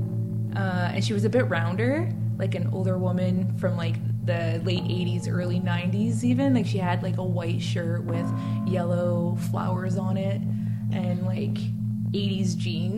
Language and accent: English; Secwepemc Nation, British Columbia, Canada; I come from Seashell Nation.